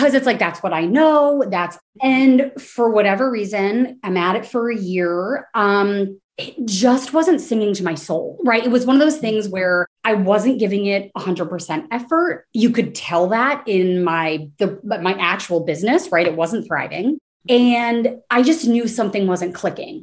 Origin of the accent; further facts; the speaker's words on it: New Jersey, United States; moved away as an adult; also born or lived in Washington, D.C.; now in Austin, United States; I'm from New Jersey. All of my family basically still in the tri-state area